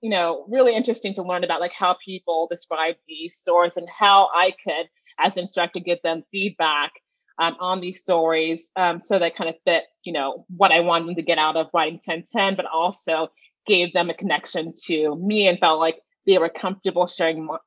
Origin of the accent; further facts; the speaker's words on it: Atlanta, Georgia, United States; Well, back in Georgia, I was never really, you know, instructor or a mentor to anyone.